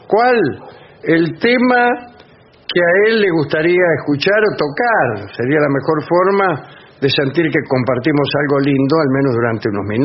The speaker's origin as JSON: {"language": "Spanish", "country": "Argentina", "said": "la felicidad de ser argentino"}